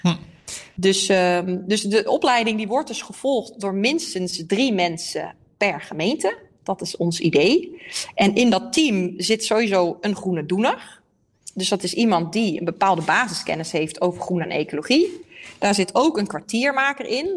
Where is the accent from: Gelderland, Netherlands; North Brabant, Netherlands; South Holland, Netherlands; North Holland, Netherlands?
North Brabant, Netherlands; Eindhoven; moved away as an adult; also born or lived in Leiden / The Hague / Amsterdam; Ik kom uit Eindhoven, maar ik heb eh, in Leiden gewoond, Den Haag, Amsterdam